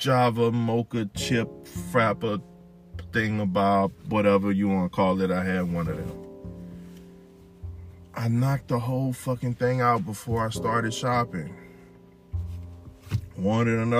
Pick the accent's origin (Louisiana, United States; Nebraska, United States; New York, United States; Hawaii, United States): Louisiana, United States; I'm from Louisiana